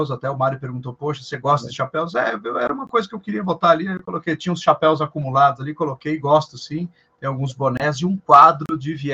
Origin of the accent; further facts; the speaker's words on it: Passo Fundo, Rio Grande do Sul, Brazil; now in São Paulo, Brazil; eu sou gaúcho de Passo Fundo, no Rio Grande do Sul. Olha só. E moro em São Paulo já há mais de 23 anos, então por isso que o sotaque não é tão, tão acentuado assim.